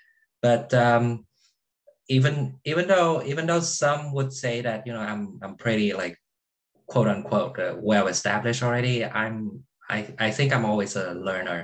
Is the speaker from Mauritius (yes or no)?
no; Vietnam; now in Houston, United States; I was born in Vietnam, but then my second home is Houston, Texas